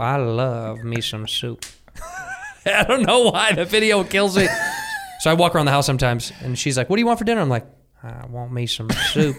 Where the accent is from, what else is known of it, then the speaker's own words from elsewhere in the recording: Chicago, Illinois, United States; When I was a youth, I grew up in Chicago